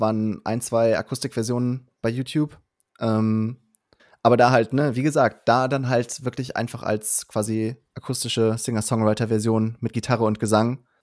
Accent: Cologne, North Rhine-Westphalia, Germany; also born or lived in Berlin; wollte ich wieder zurück nach Köln, ähm, als zurück in meine Heimatstadt

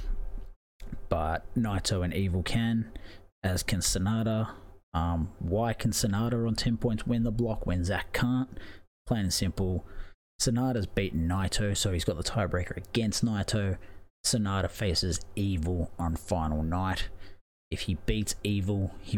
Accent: Australia; I'm Australian

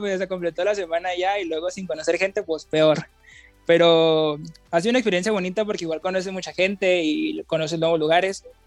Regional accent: Mazapil, Zacatecas, Mexico; moved away as an adult; now in Monterrey, Mexico; soy de Mazapil yo, entonces yo tengo una previa experiencia porque de Mazapil fui a la prepa de Zacatecas

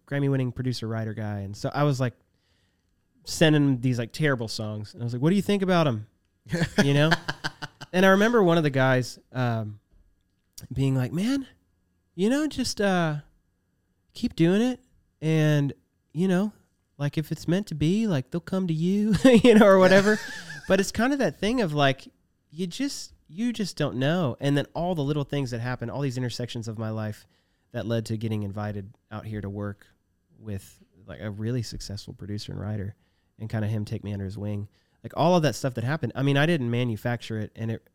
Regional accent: Virginia, United States; We're both from Virginia

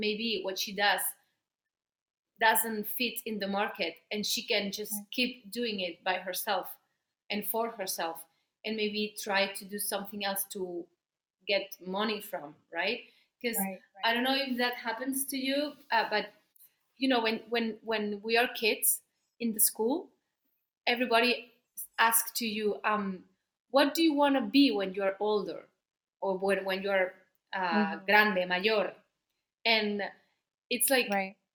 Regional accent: Barcelona, Catalonia, Spain; first language Spanish; English is a second language; now in Madrid, Spain; I live in Madrid, but I'm from Barcelona.

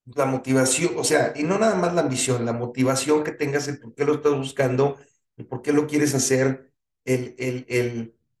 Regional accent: Mexico

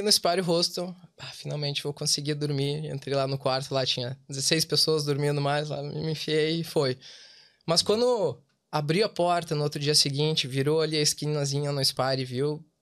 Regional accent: Porto Alegre, Rio Grande do Sul, Brazil; moved away as an adult; also born or lived in Dublin; now in Wexford, Ireland; nós somos de Porto Alegre

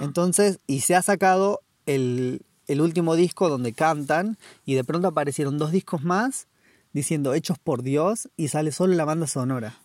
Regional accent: La Rioja, Argentina; now in New Zealand; vengo desde también de Argentina, La Rioja, y ahora estoy en Tasmania

